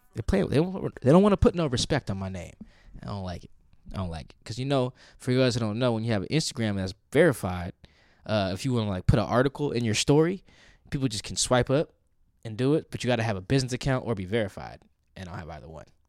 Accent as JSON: {"language": "English", "town": "Seattle", "region": "Washington", "country": "United States", "said": "we're both from Seattle"}